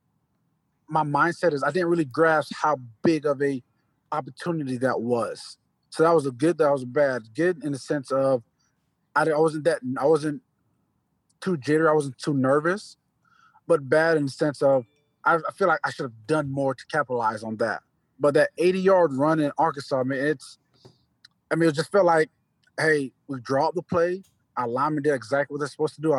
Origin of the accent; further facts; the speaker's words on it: U.S. Virgin Islands; moved away; also born or lived in Georgia, United States; I was born in St. Croix, the Virgin Islands, and the education there, it's a little difficult. I was in private school. So when I moved to Georgia